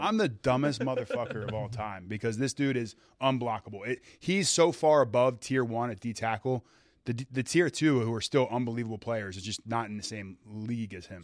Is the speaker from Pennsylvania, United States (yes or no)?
yes; Philadelphia, Pennsylvania, United States; I grew up in Philadelphia.